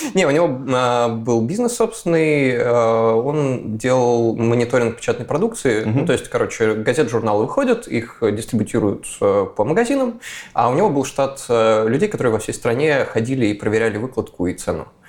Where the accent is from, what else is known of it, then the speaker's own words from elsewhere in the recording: Moscow, Russia; я из Москвы